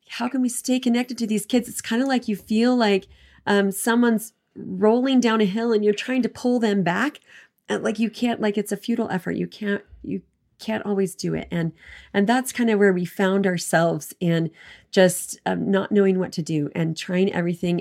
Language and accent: English; East Coast, United States; now in Southern Utah, United States; I grew up on East Coast